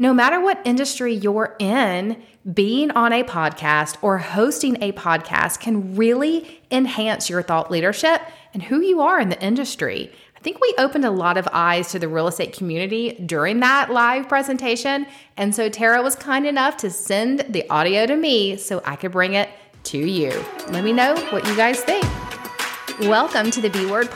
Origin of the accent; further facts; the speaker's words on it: Atlanta, Georgia, United States; I'm from Atlanta, Georgia.